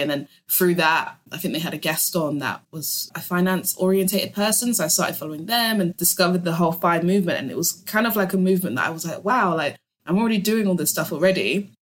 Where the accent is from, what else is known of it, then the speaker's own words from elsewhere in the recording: London, United Kingdom; I'm born and raised in London, so it's kind of all I know